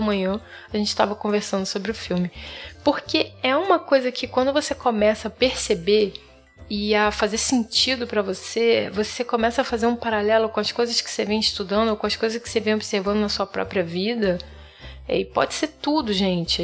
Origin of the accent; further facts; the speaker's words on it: Rio de Janeiro, Brazil; now in Florianópolis, Brazil; sou carioca, mas atualmente moro em Floripa, na Ilha da Magia